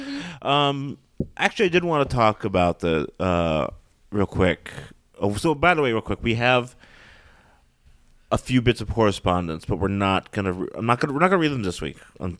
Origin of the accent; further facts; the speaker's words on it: Buffalo, New York, United States; moved away; also born or lived in Boston; I grew up in Buffalo